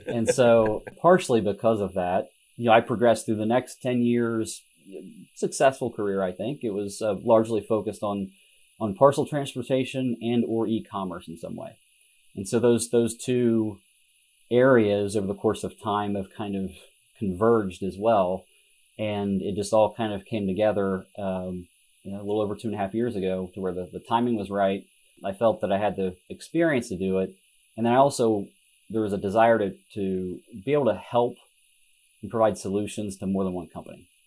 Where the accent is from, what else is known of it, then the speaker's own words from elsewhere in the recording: southern Ohio, United States; now in Columbus, United States; I grew up in, in southern Ohio, so a small town, about 5,000 people